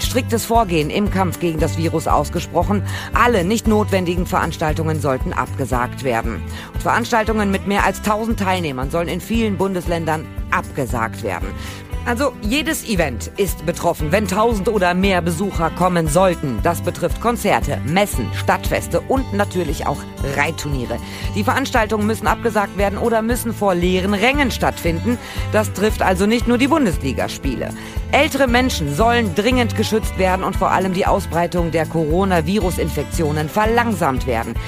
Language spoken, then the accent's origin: German; Germany; Hier bei uns in Deutschland